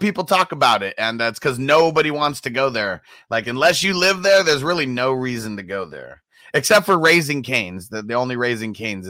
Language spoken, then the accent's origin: English; Honolulu, Hawaii, United States; now in Spokane, United States; And I'm an island boy. So I'm from Honolulu, but I live in Spokane, Washington now.